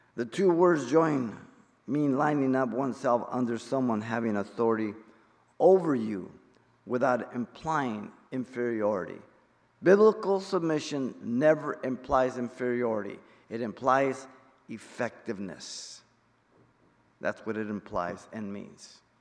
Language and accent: English; Mexico City, Mexico; I'm Mexican. I was born in Mexico City.